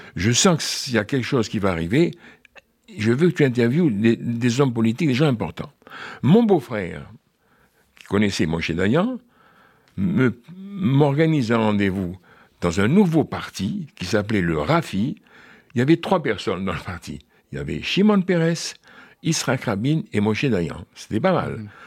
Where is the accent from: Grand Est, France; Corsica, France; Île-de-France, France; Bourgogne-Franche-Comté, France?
Île-de-France, France; Paris; je suis né à Paris, il y a deux siècles, en 1934